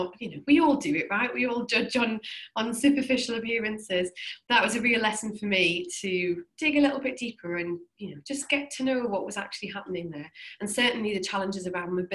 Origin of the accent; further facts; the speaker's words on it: Newcastle upon Tyne, North East England, United Kingdom; I'm from Newcastle in the northeast of England.